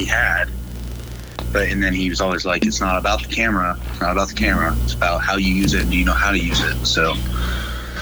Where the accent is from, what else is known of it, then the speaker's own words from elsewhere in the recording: Dallas, Texas, United States; I'm from Dallas